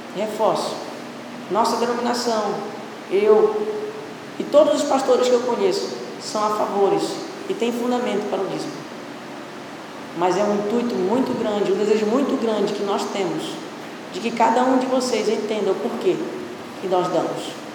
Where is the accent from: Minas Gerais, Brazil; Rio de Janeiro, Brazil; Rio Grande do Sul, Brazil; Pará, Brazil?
Pará, Brazil; eu sou paraense, filho de paraense